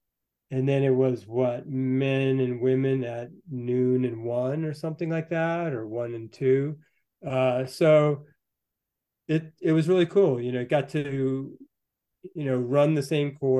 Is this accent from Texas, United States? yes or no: no; Northern White Mountains, New Hampshire, United States; moved away as an adult; now in Chamonix, France; I'm from the Northern White Mountains in New Hampshire